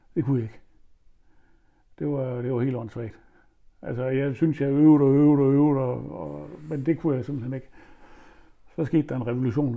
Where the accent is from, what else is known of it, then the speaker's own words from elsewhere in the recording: Horsens, Central Denmark Region, Denmark; da jeg flyttede fra Stensballe, flyttede hjemmefra